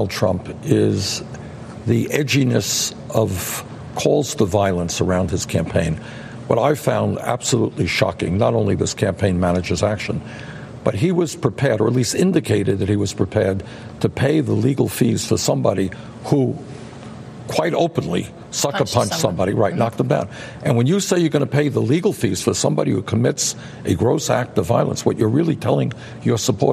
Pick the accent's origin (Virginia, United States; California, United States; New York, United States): New York, United States; New York City; I was born in Brooklyn